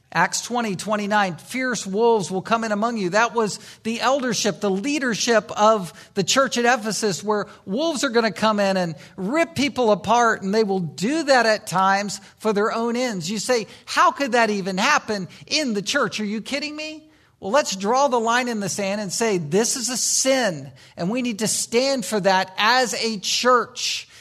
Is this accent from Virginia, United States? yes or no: yes; Virginia Beach, Virginia, United States; moved away; I grew up in Virginia Beach, Virginia